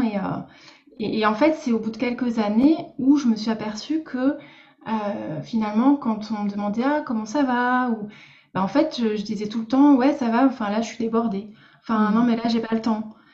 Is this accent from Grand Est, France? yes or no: yes; Lorraine, Grand Est, France; moved away as an adult; now in Bordeaux, France; je suis Lorraine à la base